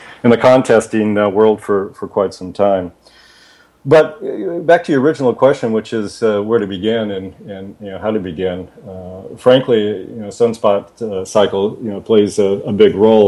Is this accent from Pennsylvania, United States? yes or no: no; Palos Verdes, California, United States; I'm from Southern California, born and raised in Palos Verdes